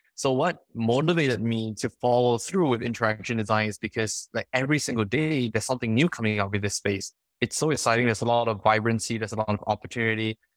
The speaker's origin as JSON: {"language": "English", "country": "Singapore", "moved": "yes", "lives_now": "California, United States", "said": "I come from Singapore."}